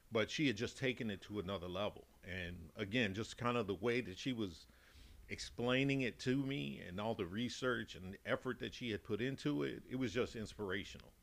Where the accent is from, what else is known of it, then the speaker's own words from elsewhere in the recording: Chicago, Illinois, United States; accent: Chicago Texan; moved away as an adult; also born or lived in Dallas, Texas; now in Massachusetts, United States; I'm originally from Chicago, mm-hmm. born and raised. So, 40 years in Chicago and then 10 years in Texas